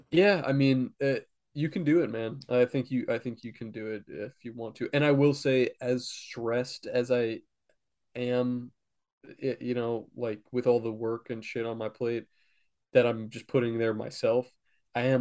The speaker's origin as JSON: {"language": "English", "region": "Oklahoma", "country": "United States", "lives_now": "Los Angeles, United States", "said": "I stay in a youth shelter in Los Angeles, but I am originally from Oklahoma."}